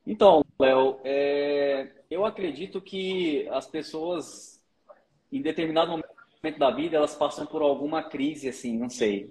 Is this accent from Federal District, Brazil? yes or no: yes; Brasília, Federal District, Brazil; moved away as an adult; also born or lived in Piauí; now in Goiânia, Brazil; nasci, nasci no Piauí, mas fui criado desde criancinha em Brasília